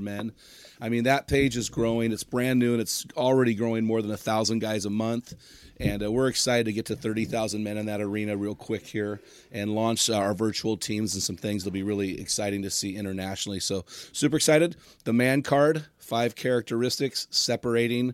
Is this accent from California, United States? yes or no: yes; San Luis Obispo, California, United States; I grew up in San Luis Obispo